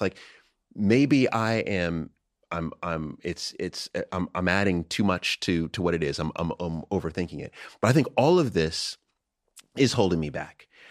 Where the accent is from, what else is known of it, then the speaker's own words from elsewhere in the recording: United States; I'm American